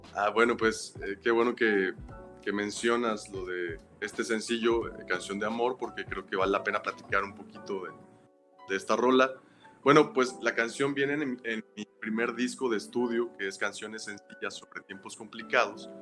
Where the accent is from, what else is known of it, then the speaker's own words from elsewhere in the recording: Veracruz, Mexico; soy oriundo de de Veracruz, México, del puerto de Veracruz.